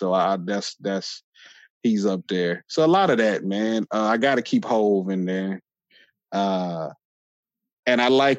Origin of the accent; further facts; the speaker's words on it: California, United States; moved away; I'm originally from Cali.